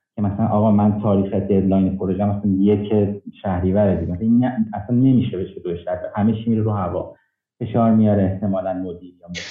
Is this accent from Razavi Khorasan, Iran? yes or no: yes; Mashhad, Razavi Khorasan, Iran; moved away as an adult; now in Canada; اهل مشهدم